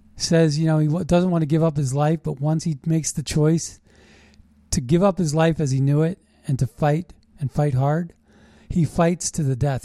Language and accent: English; United States; We're American patriots